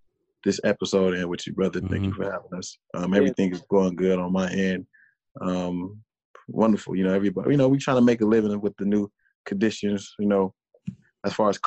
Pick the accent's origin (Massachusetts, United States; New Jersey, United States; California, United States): California, United States; Compton; I'm from Compton